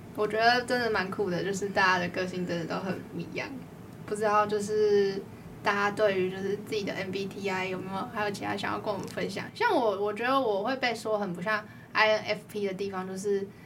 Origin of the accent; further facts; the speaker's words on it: Tainan, Taiwan; 身为台南人的我